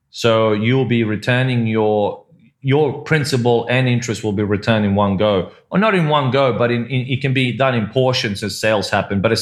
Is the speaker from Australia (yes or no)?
yes; Australia; also born or lived in Croatia; now in Malta; I'm originally I was born in Croatia, so that is kind of close to home but it has those opportunities, as you said. And Malta, just like Cyprus, just like where you are, Mike, which is Singapore, where I lived before, which is Hong Kong, or where we're from, Australia